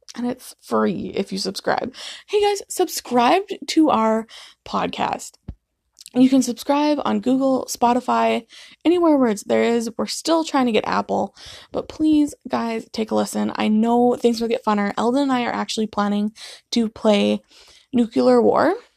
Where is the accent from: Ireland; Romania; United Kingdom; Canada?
Canada; we're from Canada